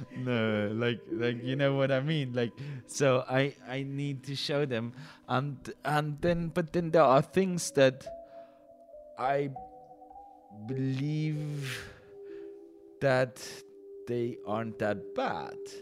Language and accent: English; Basel, Basel-Stadt, Switzerland; also born or lived in Great Britain; I was born in Basel, then moved for a while to Great Britain uh, because my dad did something there, and then we came back